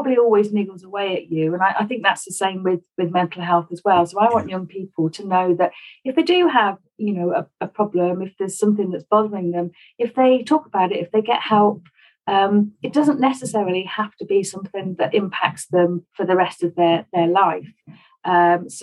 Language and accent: English; Stafford, West Midlands, United Kingdom; I grew up in Stafford, one of four children